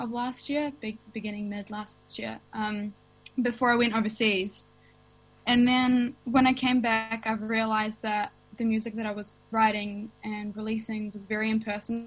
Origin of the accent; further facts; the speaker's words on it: Russia; now in Wellington, New Zealand; I grew up in Russia